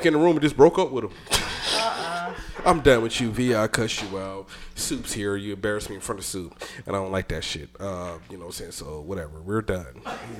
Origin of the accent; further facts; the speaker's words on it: Georgia, United States; accent: country; I am country. I'm from Georgia.